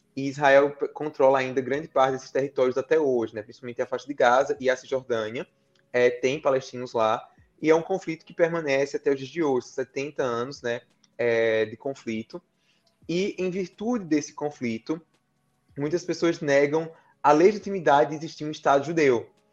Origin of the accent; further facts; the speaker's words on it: Campina Grande, Paraíba, Brazil; Eu sou de Campina Grande, Paraíba